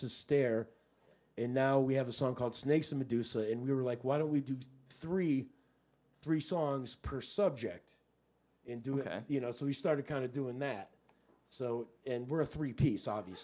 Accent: Miami, Florida, United States; now in Newport, Rhode Island, United States; I grew up in Miami with David.

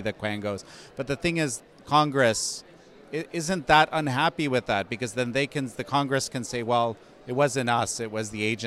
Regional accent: Canada; now in United States; my home country of Canada

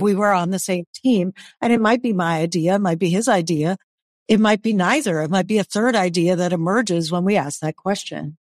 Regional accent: New York, United States; I was born in New York, which is a fast-paced city.

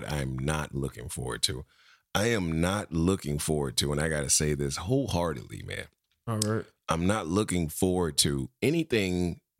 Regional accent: Florida, United States; I'm from the Sunshine State.

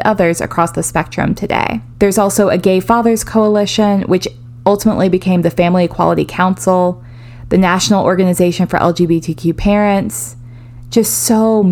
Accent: Greensboro, North Carolina, United States; In Greensboro, in the town that I'm from

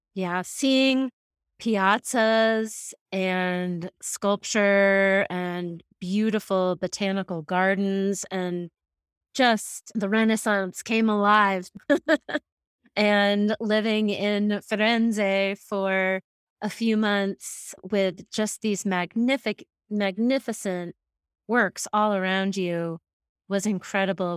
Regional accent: Massachusetts, United States; moved away as an adult; now in Jackson, United States; I was raised in Massachusetts

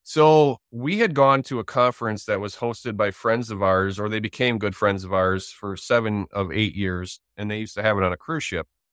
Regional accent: Wisconsin, United States; I'm from Wisconsin

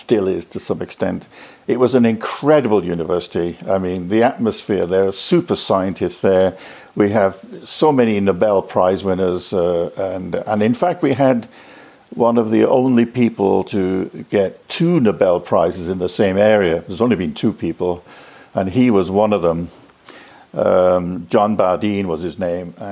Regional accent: United Kingdom; moved away as an adult; also born or lived in Loughborough / United States / Norway; I'm a Brit, as you can probably detect from the voice.

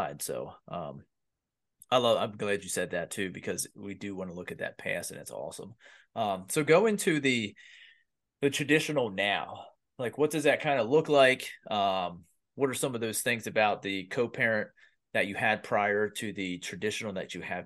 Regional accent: Pennsylvania, United States; I grew up in Pennsylvania

